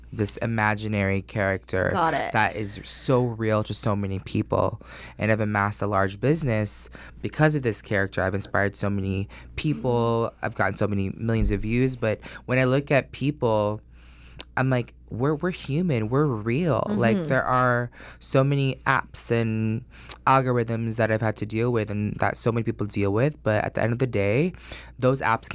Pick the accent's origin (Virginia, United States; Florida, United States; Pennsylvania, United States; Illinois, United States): Florida, United States; Orlando; also born or lived in Astoria, Queens, New York; I was born in New York, and then I grew up in Orlando